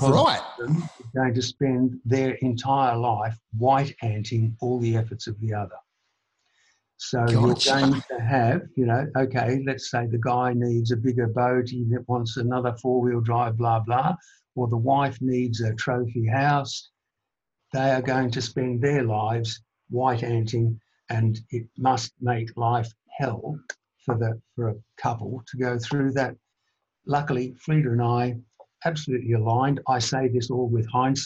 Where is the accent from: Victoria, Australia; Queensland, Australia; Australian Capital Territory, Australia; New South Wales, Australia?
Victoria, Australia; Melbourne; I was one of four children born and raised in Melbourne.